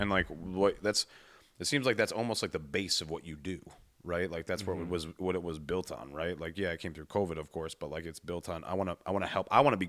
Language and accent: English; Cleveland, Ohio, United States; I'm from Cleveland, you know? And everybody's a nurse.